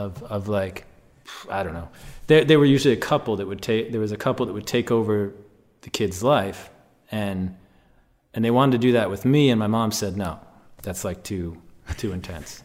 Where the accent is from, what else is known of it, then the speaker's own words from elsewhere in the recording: Chicago, Illinois, United States; I grew up in Chicago on the North Shore